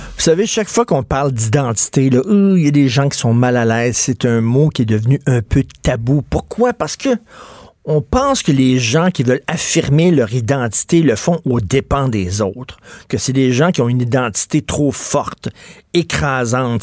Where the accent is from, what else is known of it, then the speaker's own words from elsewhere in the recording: Quebec, Canada; les Québécois parlent un peu d'identité, de nous